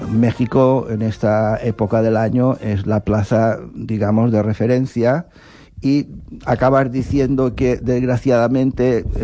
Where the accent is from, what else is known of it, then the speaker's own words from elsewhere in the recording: Spain; por lo que nos atañe como españoles, de Juan José Padilla.